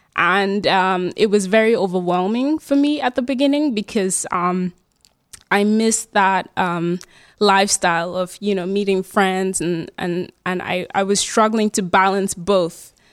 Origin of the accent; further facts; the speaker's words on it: Germany; moved away as an adult; also born or lived in Nigeria / United States; now in Groningen, Netherlands; So I was born in Nigeria and then, uh, grew up in Germany.